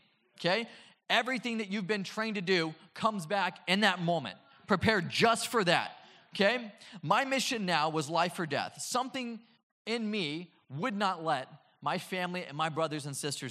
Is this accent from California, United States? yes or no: yes; Oceanside, California, United States; I grew up in Oceanside